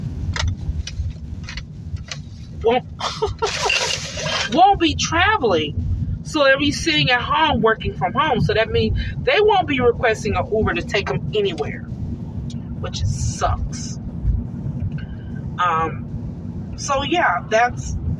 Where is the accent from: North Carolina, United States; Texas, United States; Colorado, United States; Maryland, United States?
Texas, United States; Duncanville; I grew up in the Duncanville, DeSoto area